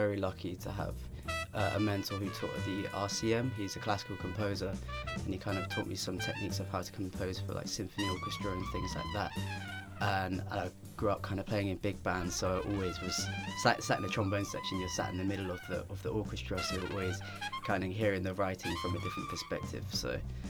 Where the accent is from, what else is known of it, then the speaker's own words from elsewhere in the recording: Southampton, South East England, United Kingdom; now in London, United Kingdom; I grew up in Southampton